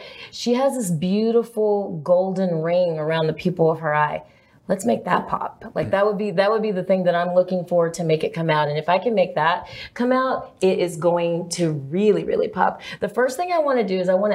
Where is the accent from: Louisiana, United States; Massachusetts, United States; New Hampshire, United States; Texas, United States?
Texas, United States; Lubbock; I'm from Lubbock, Texas.